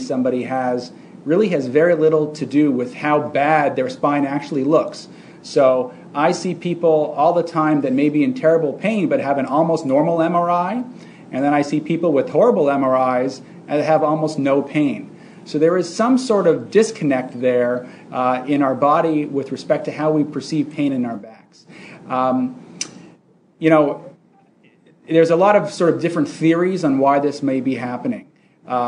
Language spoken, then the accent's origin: English; Canada; moved away as an adult; also born or lived in Montreal / Toronto; now in United States; I'm actually Canadian originally